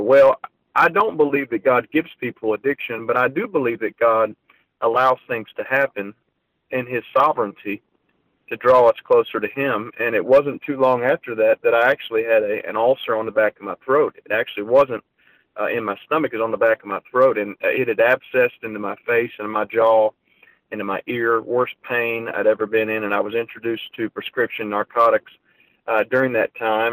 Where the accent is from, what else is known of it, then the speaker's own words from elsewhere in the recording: Ohio, United States; I was from Ohio